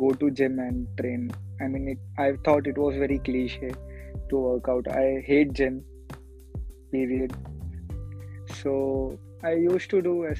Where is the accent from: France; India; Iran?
India; Mumbai, Maharashtra; I was born in border in Mumbai